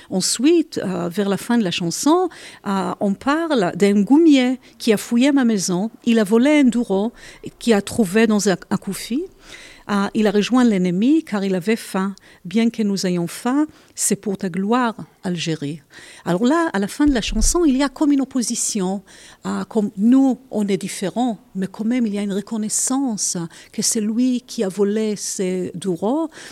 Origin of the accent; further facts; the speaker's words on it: Israel; Je suis née dans la colonie sioniste en Palestine